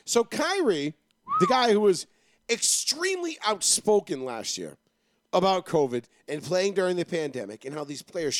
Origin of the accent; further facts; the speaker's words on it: New York City, New York, United States; moved away; I was raised out in Queens.